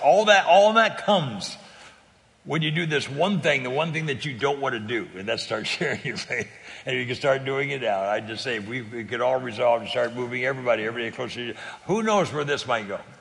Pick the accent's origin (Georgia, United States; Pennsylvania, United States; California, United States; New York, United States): California, United States; I'm, I'm from California